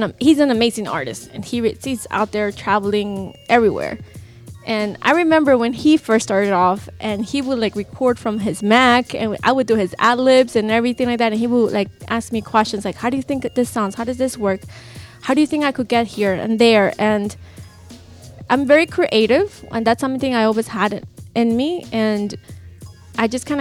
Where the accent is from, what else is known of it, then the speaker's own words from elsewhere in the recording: Lima, Peru; moved away; I'm originally from Peru. Lima, I know everybody's like, where are you from in Peru? Lima